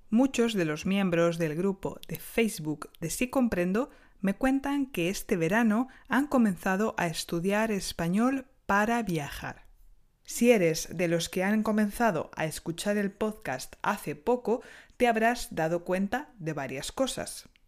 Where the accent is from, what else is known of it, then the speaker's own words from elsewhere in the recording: Spain; now in France; soy española y enseño español en Francia desde hace unos años.